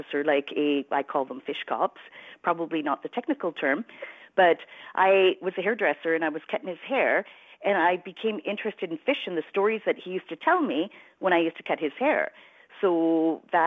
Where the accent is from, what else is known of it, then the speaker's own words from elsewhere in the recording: Prince Rupert, British Columbia, Canada; also born or lived in Fort Babine, British Columbia; now in Smithers, Canada; I grew up in Prince Rupert, but spent, you know, a lot of time in Fort Babine. That's where my family is from.